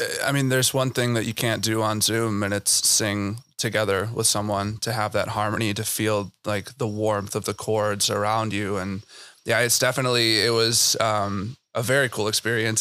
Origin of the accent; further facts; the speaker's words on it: Chicago, Illinois, United States; I'm from Chicago